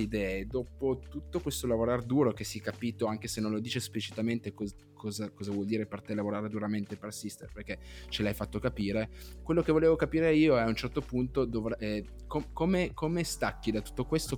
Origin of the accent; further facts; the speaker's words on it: Piedmont, Italy; io sono piemontese